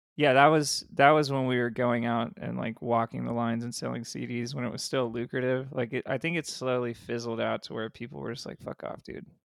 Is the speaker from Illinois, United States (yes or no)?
no; Ridgecrest, California, United States; also born or lived in San Diego, California; by that time I was out of San Diego and in this really small town in the desert where the, it was called Ridgecrest, California.